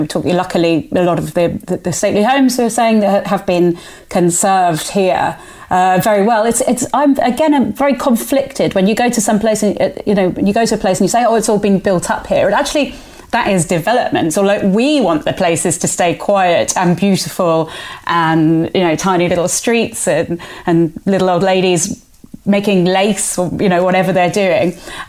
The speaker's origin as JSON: {"language": "English", "region": "Andalusia", "country": "Spain", "tie": "born or raised there", "said": "I grew up on the Costa del Sol, and Torremolinos was apparently a beautiful place back in the..."}